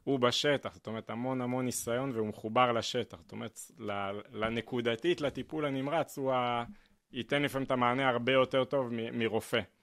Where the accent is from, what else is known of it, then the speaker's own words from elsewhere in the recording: Petah Tikva, Central District, Israel; בפתח תקווה, שם גדלתי